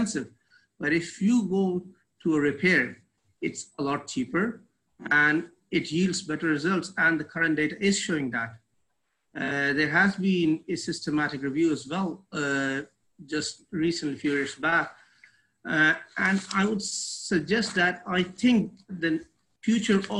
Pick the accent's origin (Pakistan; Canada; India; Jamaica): Pakistan; we are from Pakistan